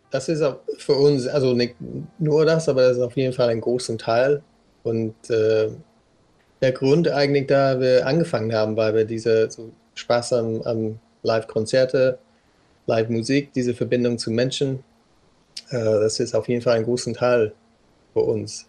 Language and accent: German; South West England, United Kingdom; German is a second language; also born or lived in Hamburg; now in Berlin, Germany; ich komme ursprünglich aus Südwestengland